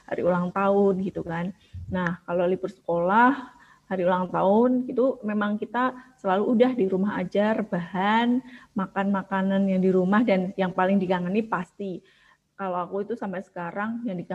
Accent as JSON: {"language": "Indonesian", "town": "Kudus", "region": "Central Java", "country": "Indonesia", "said": "yang sebenarnya aku bukan salah tiga aku dari Kudus Pantura gitu kan"}